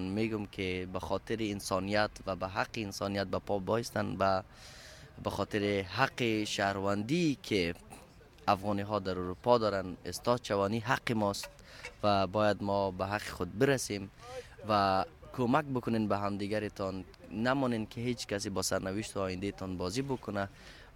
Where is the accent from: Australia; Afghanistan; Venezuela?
Afghanistan; now in Sweden; I'm from refugees, I'm from Afghanistan, from this place.